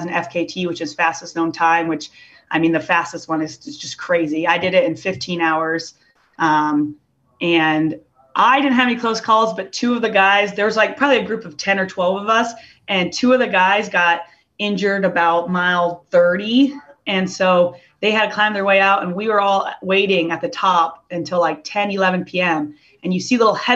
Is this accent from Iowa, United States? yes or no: yes; Iowa, United States; I grew up in Iowa